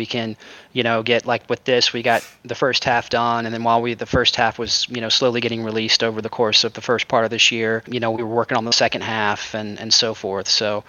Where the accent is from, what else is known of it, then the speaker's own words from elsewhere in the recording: Jacksonville, Florida, United States; Jacksonville, Florida.